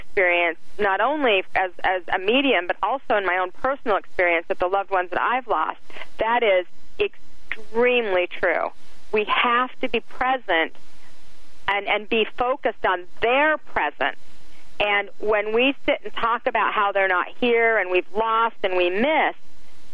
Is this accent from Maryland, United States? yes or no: no; Salt Lake City, Utah, United States; I grew up in Salt Lake City, Utah in the 70s